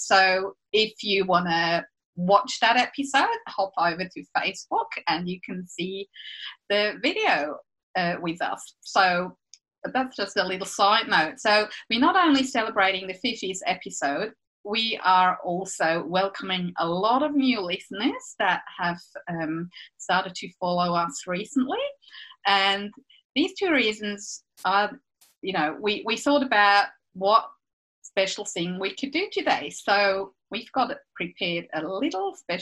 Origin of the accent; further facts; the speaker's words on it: Switzerland; moved away as an adult; now in Eltham, Australia; I grew up in Switzerland. That explains my accent